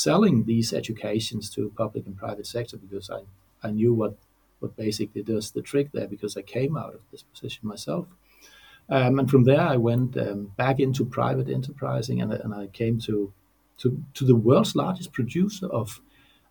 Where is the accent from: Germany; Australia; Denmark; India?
Denmark; Odense, Southern Denmark; I am born right here in Odense, in the center of Denmark